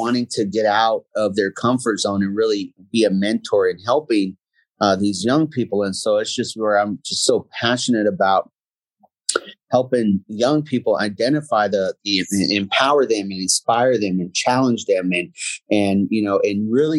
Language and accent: English; Germany; born there; My dad was in the military. I was born in Germany.